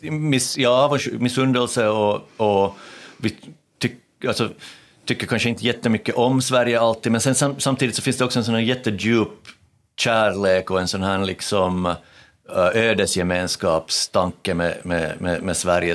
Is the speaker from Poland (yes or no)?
no; Ostrobothnia, Finland; Jag är från Österbotten